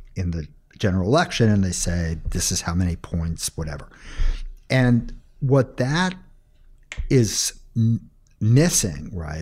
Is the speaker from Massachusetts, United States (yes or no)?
yes; outside of Boston, Massachusetts, United States; Outside of Boston, Massachusetts